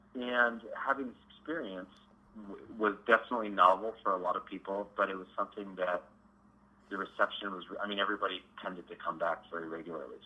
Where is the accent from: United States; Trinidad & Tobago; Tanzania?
United States; Denver, Colorado; I grew up in Denver